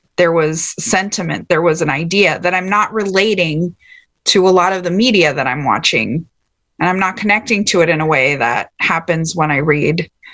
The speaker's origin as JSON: {"language": "English", "region": "Texas", "country": "United States", "tie": "born or raised there", "said": "growing up in Texas"}